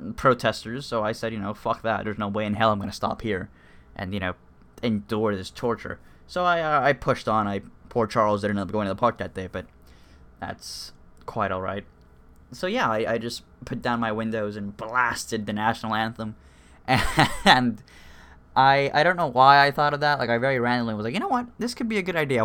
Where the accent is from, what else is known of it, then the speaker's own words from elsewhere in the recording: Cuba; moved away; I was born in Cuba, so I'm, you know, I'm Hispanic, and both my parents are Cuban